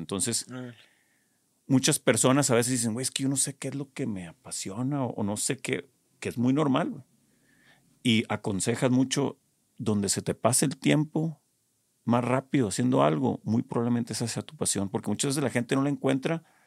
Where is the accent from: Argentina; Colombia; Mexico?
Mexico; Culiacán, Sinaloa; yo soy de Culiacán